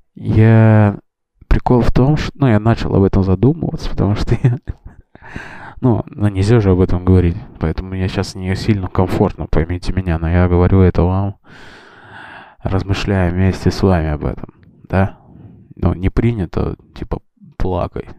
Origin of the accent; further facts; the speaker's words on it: Russia; мы ребята из России